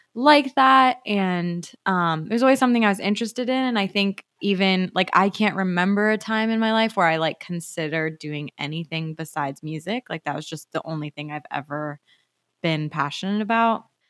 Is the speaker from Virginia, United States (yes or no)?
no; Arizona, United States; moved away as an adult; now in Los Angeles, United States; I'm from Arizona originally